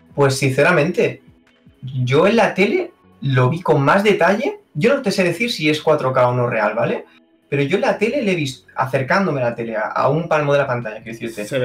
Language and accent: Spanish; Cerdanyola del Vallès, Catalonia, Spain; soy de Sarrañola